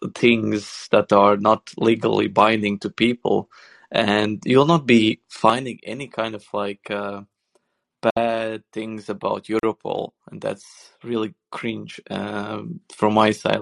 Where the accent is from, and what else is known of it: Sweden